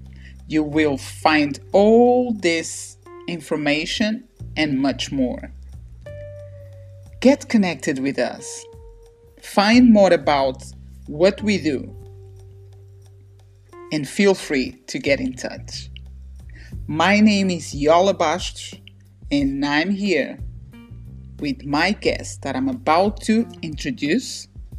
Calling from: London, United Kingdom; London, UK, definitely.

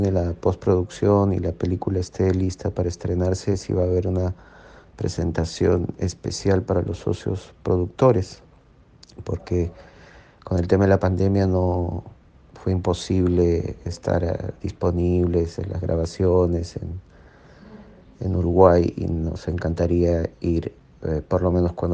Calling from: Peru; de Perú.

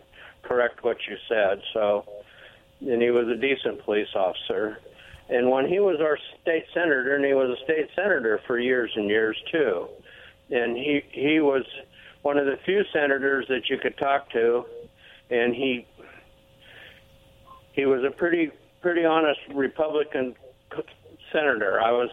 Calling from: Pasco, Washington, United States; also born or lived in Kennewick / Richland; from out of Pasco. I lived in Kennewick and Richland for years and years.

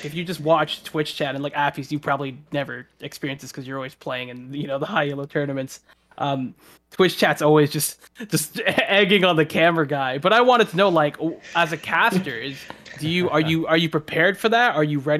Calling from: Toronto, Ontario, Canada; I'm calling from Toronto, Canada.

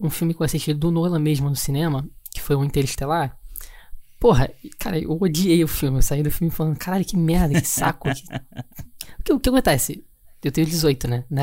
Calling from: Rio de Janeiro, Brazil

